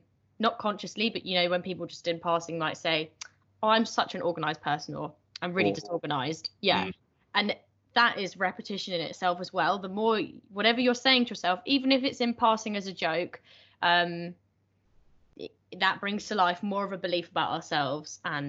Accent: United Kingdom; Because as British, British people, I feel like don't really want

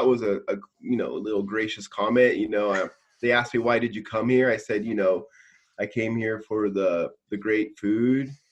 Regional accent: California, United States; now in Tokyo, Japan; I'm living in Tokyo, Japan, and I'm from California

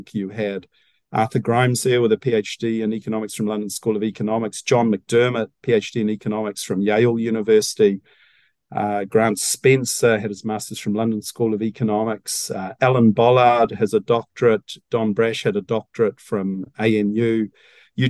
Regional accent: New Zealand; I thought being a Kiwi, you know, was something special.

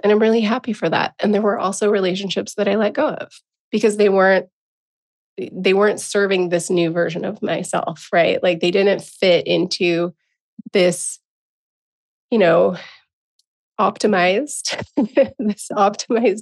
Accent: Encinitas, California, United States; moved away as an adult; also born or lived in Portland; I'm going back to my hometown of Encinitas, California

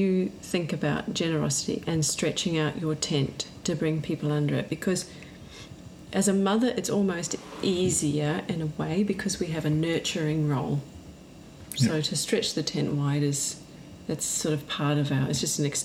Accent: New Zealand; myself being New Zealand, and actually my heritage in England as well.

